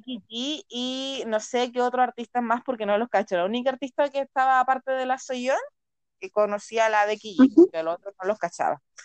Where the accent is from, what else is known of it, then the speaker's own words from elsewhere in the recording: Chile; nací en Chile